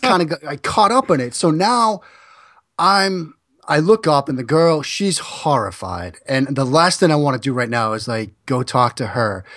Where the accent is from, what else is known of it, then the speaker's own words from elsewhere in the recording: Waltham, Massachusetts, United States; I grew up in Waltham